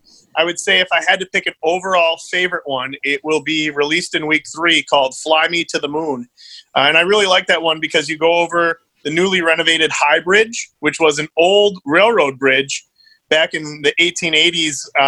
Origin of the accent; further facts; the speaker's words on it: Fall Creek, Wisconsin, United States; also born or lived in Iowa / Mississippi / Minnesota; I grew up here in the Chippewa Valley in Fall Creek, just outside Eau Claire